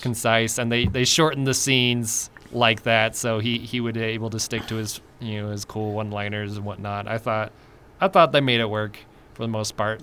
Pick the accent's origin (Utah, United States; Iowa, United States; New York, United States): Utah, United States; moved away; also born or lived in California / Idaho; I grew up in Utah and then I moved to California